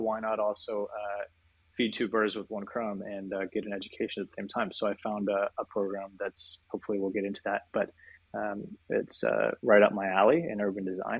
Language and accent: English; Alaska, United States; also born or lived in Australia / New York / Colorado; I'm from Alaska originally, which is every time I tell that to people in Europe, they say, man, I've never met someone from Alaska before.